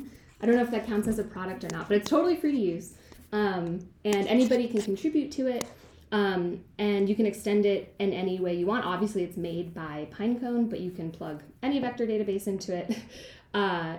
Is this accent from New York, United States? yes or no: yes; Westchester, New York, United States; also born or lived in Oregon; now in Bay Area, United States; I'm from Westchester